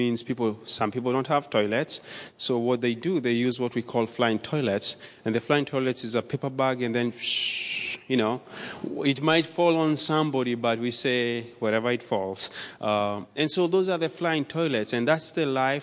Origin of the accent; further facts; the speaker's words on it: Nairobi, Kenya; born or raised there; moved away